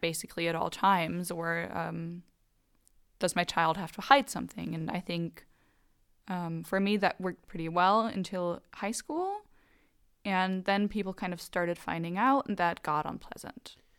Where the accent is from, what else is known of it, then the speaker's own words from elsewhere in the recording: Germany; growing up in Germany with American grandparents